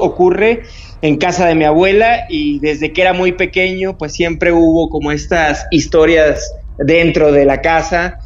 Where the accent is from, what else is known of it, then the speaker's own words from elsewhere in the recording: Tampico, Tamaulipas, Mexico; moved away as an adult; now in Mexico City, Mexico; Yo nací en la ciudad de Tampico, que es en el estado de Tamaulipas, en un estado al norte de este país